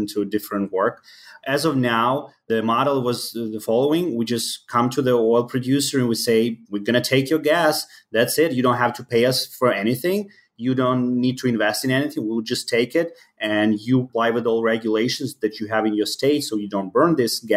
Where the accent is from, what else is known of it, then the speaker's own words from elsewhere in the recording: Ukraine; English is a second language; moved away as an adult; now in Chicago, United States; I was born in Ukraine. So right now I live in Chicago. I moved to the country around 10 years ago.